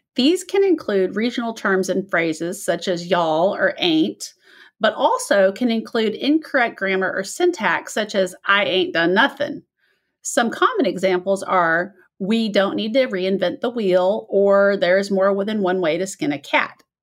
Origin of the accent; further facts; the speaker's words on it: Midwest, United States; accent: Midwest; moved away; this is my Midwest accent